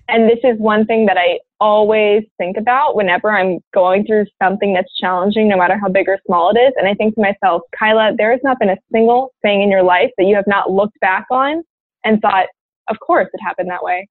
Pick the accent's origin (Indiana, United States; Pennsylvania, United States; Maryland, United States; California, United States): Maryland, United States; moved away as an adult; also born or lived in North Carolina; i grew up in a suburb in maryland and um, yeah i was there until i was 18